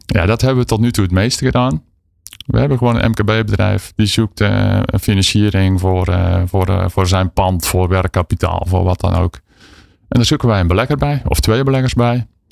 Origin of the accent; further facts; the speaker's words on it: southern Netherlands, Netherlands; accent: southern; In het zuiden van het land, ja zeker. Dat hoor je ongetwijfeld aan mijn tongval.